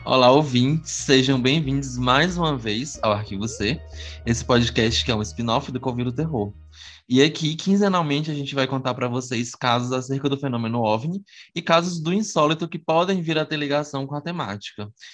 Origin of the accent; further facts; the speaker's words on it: Teresina, Piauí, Brazil; also born or lived in Esperantina, Piauí; Eu sou de Esperantina, aqui no Piauí, apesar de que eu moro em Teresina desde bebê, antes de um ano